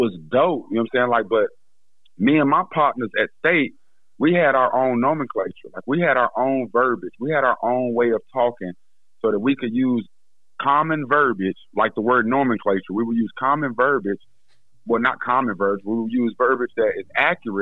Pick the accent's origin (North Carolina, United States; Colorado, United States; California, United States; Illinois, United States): North Carolina, United States; Greensboro; growing up in Greensboro